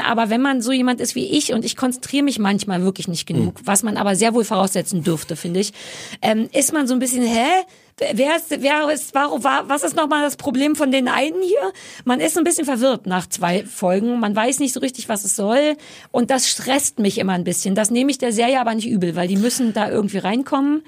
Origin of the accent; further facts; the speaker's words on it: Berlin, Germany; Ich bin am Alexanderplatz groß geworden